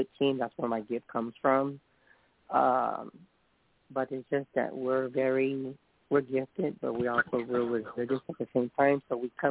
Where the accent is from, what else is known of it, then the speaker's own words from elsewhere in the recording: San Antonio, Texas, United States; I'm from San Antonio